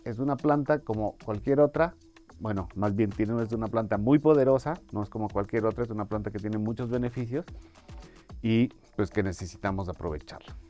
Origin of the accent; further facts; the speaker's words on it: Mexico; nosotros en México